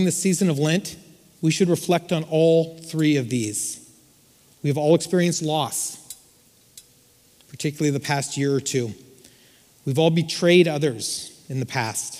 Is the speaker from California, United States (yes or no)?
yes; Yucaipa, California, United States; now in Glendora, United States; I grew up in Yucaipa